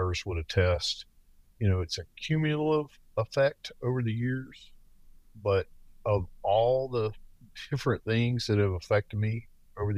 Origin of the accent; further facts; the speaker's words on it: the South, United States; accent: Southern; moved away; I currently work in the Northwest, but I'm from the South, as you may detect from my accent